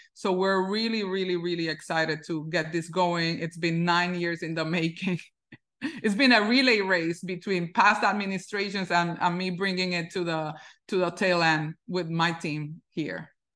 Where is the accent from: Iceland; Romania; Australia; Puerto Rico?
Puerto Rico; now in New York, United States; I grew up in Puerto Rico